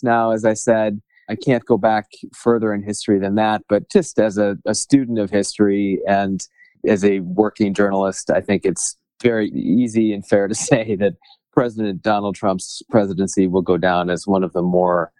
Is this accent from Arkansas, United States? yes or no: no; Aurora, Colorado, United States; moved away as an adult; also born or lived in Germany / Littleton, Colorado; now in Washington, United States; I grew up in Colorado. Actually, I was born in Germany because my dad was in the Air Force, but we moved to Aurora when my brother and I were 2 years old